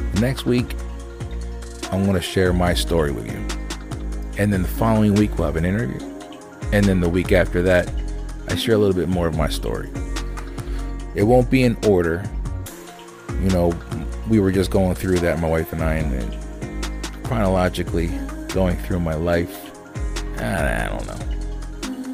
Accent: Lancaster, Pennsylvania, United States; also born or lived in Landisville, Pennsylvania; I grew up in Lancaster, born and raised

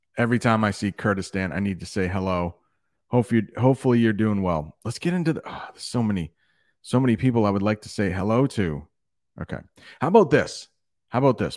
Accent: United States; I am from the United States

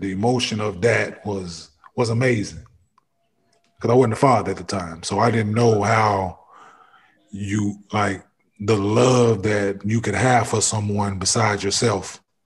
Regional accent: Dallas, Texas, United States; moved away as an adult; also born or lived in Cincinnati; I'm from Dallas

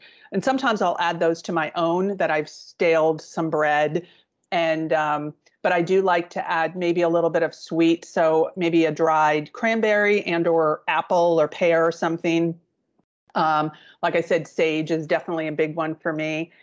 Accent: East Coast, United States; I grew up on the East Coast, and there's a part of my family's Italian

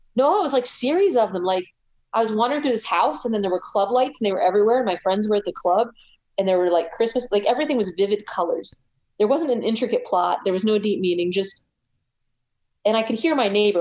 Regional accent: United States; I'm from the United States

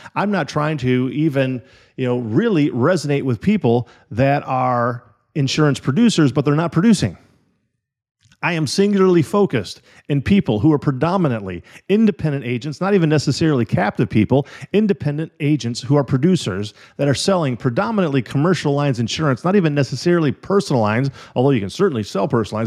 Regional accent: Illinois and Wisconsin, Midwest, United States; moved away; also born or lived in California; When I was a little kid, I grew up in Illinois and Wisconsin.

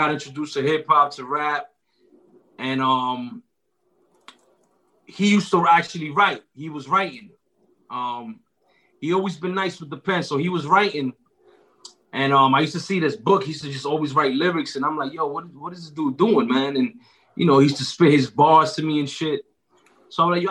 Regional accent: New York City, New York, United States; I'm from Uptown Washington Heights. Grew up on the same block as Ricky right here

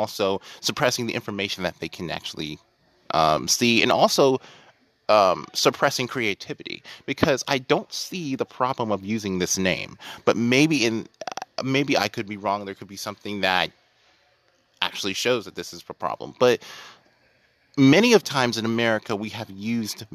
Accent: United States; I'm American

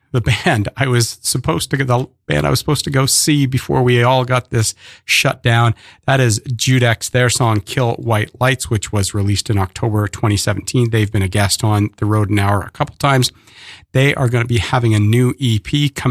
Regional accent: Kingston, Ontario, Canada; now in Brooklyn, United States; where I was born in Kingston, Ontario.

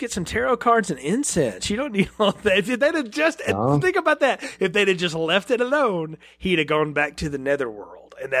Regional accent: the South, United States; I'm from the South. Our churches aren't real gothic down here

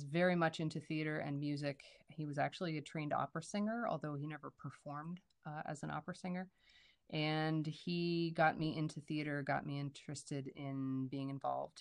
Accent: Indiana, Pennsylvania, United States; moved away as an adult; now in Maryland, United States; I grew up in Indiana, Pennsylvania, not far from where Stephen grew up.

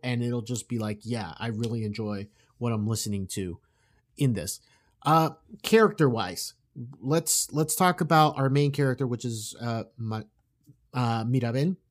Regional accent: South Florida, United States; we were raised down in South Florida

